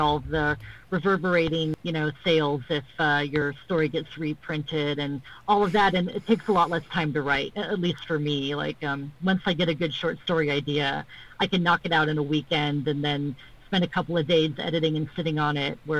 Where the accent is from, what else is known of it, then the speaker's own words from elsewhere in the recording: Middle East, Bahrain; also born or lived in Saudi Arabia; you know, I'm American and also Palestinian. I grew up in the Middle East, Bahrain and Saudi Arabia.